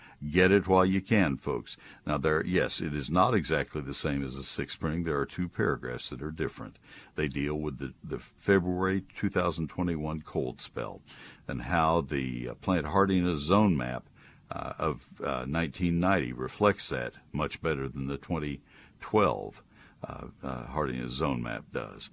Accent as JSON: {"language": "English", "town": "College Station", "region": "Texas", "country": "United States", "tie": "born or raised there", "also_born_or_lived": "Ohio", "said": "I transferred from Texas A&M, College Station, where I grew up, to Ohio State"}